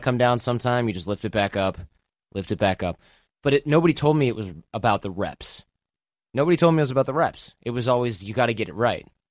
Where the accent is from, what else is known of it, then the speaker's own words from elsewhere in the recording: Michigan, United States; moved away; also born or lived in New York / Los Angeles; I grew up in Michigan